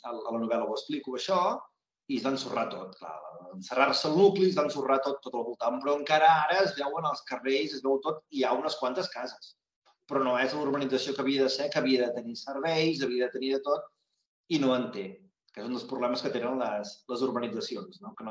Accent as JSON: {"language": "Catalan", "town": "Cassà de la Selva", "region": "Catalonia", "country": "Spain", "said": "Jo soc de Caçà de la Selva. Caçà de la Selva està tocada a la Costa Brava i que és un lloc que hi ha moltes d'urbanitzacions."}